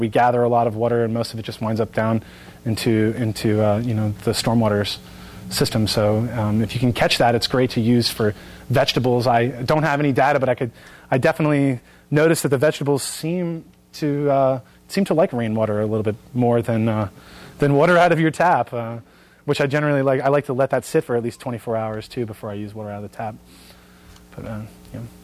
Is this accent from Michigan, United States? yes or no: no; Bucks County, Pennsylvania, United States; Bucks County, my hometown